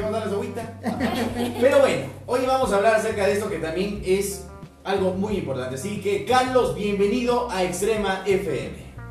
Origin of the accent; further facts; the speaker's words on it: Ecuador; nosotros como ecuatorianos